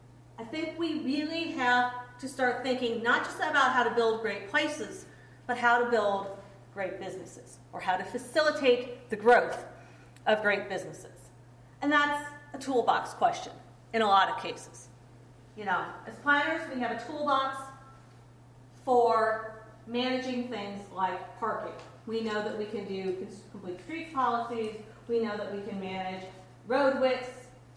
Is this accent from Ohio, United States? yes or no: yes; Cleveland, Ohio, United States; It was not that way, you know, when I was growing up in Cleveland.